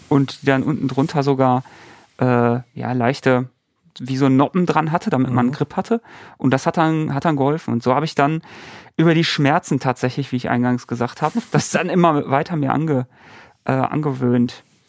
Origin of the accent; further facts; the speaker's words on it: Bochum, North Rhine-Westphalia, Germany; Ich komme ja aus, aus NRW, aus Bochum